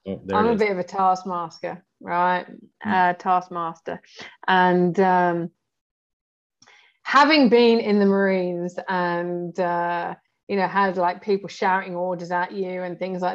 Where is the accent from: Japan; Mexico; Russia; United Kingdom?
United Kingdom; also born or lived in Arab world; now in Brazil; I lived in the Arab world. I'm in Brazil as well. I'm on Latino time. I'm British